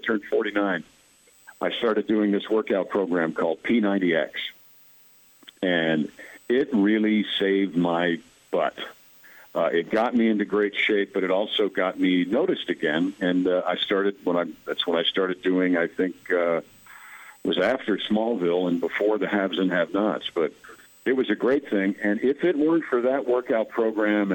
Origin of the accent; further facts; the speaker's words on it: Mount Kisco, New York, United States; I'm from Mount Kisco, New York, and I used to be in a fireman's parade with my grandfather back in the 60s.